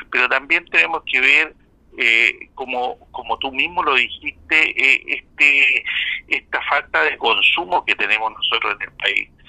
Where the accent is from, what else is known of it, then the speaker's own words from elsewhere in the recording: Osorno, Los Lagos, Chile; now in Concepción, Chile; me recuerda tanto de mi ciudad natal, Osorno